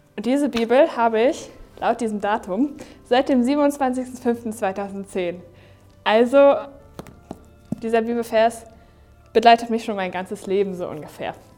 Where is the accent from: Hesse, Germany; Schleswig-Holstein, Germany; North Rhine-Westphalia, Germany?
Schleswig-Holstein, Germany; Neumünster; Heimatstadt ist ja voll langweilig